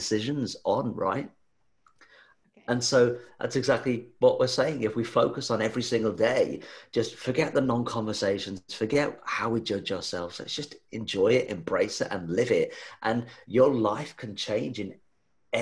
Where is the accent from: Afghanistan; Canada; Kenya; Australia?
Australia; being an Aussie.